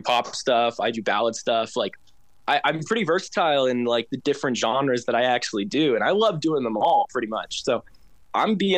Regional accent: Oklahoma, United States; growing up in Oklahoma

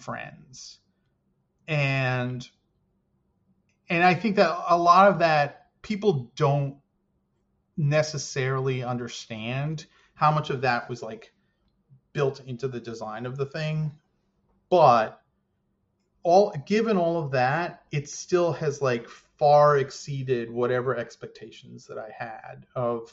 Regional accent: United States; being American

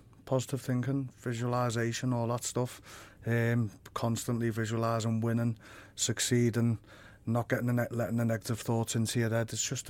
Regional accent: Liverpool, North West England, United Kingdom; it's great to be in my hometown, just on my doorstep.

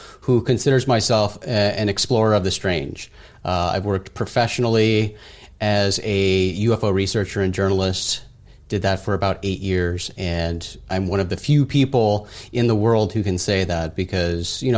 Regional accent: Phoenix, Arizona, United States; I grew up in Arizona in the outskirts of Phoenix, remote desert location.

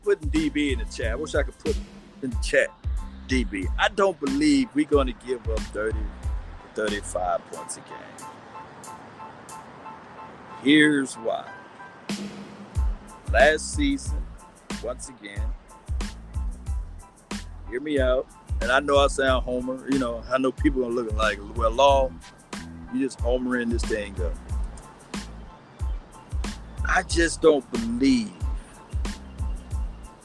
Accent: Natchez, Mississippi, United States; my hometown, Natchez, Mississippi.

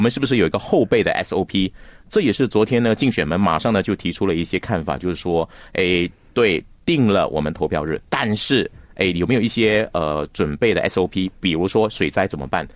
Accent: Johor Bahru, Johor, Malaysia; now in Kuala Lumpur, Malaysia; 我是新山人

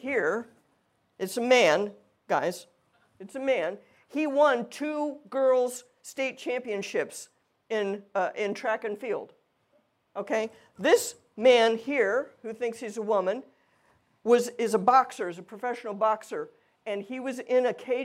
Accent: Louisiana, United States; I'm from Louisiana. Everything's an occasion for eating and singing and dancing and drinking

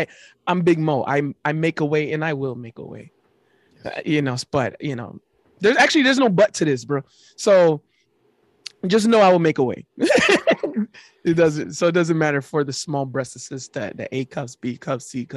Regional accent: North Miami, Florida, United States; I was born and raised in North Miami.

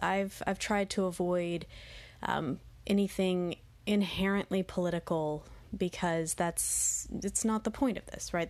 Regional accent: Texas, United States; my home state of Texas

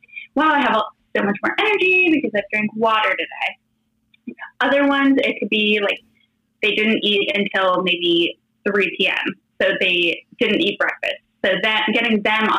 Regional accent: Florida, United States; now in Los Angeles County, United States; I'm from Florida, but I live in Southern California. Right now I live in LA County

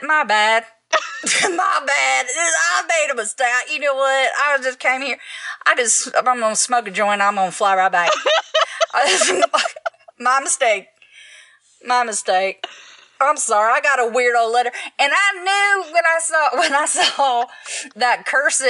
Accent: Texas, United States; I'm from Texas.

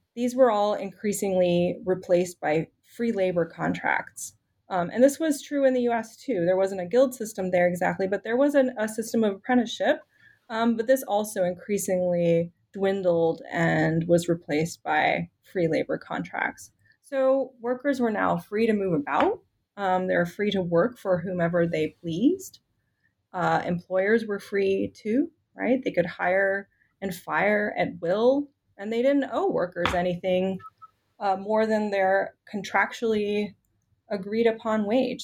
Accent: Richmond, Virginia, United States; moved away as an adult; also born or lived in Chicago / Washington, D.C.; I grew up in Richmond, Virginia

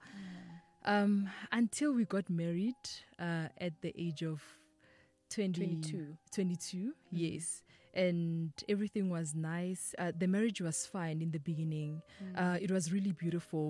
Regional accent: Limpopo, South Africa; I am from Limpopo, Denelten, Kontoani. I was born and raised there.

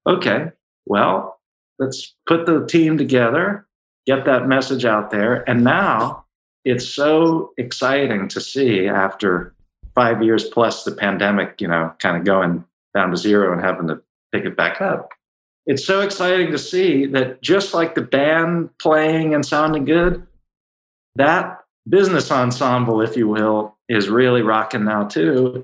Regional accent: Baltimore, Maryland, United States; I'm originally from Baltimore

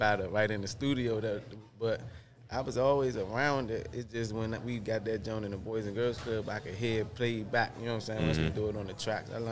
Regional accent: Washington, District of Columbia, United States; I'm from Southeast Washington. I like to call it the clean side, as I did on the last joint, but the hood's called 17th and Compton

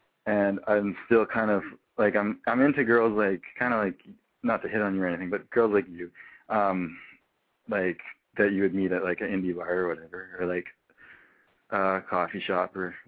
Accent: Canada; I'm not from town. I'm from Canada.

